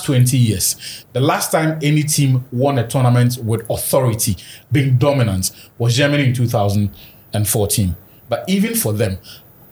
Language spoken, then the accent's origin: English; Ghana; a Ghanaian football fan